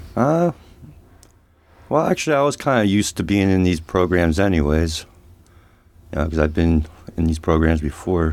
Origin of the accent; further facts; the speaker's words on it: Reading, Pennsylvania, United States; now in Ohio, United States; I grew up at home, uh, in Reading, P A, with an alcoholic father